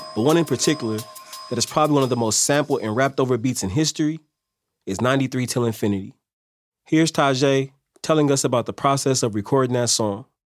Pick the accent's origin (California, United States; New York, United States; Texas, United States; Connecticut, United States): California, United States; Oakland; I managed 22nd Gym, and we grew up together in Oakland